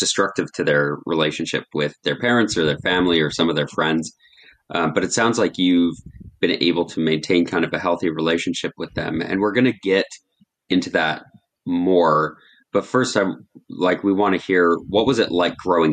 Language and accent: English; Canada; when we were growing up in Canada, we have the Scouts Canada that we were involved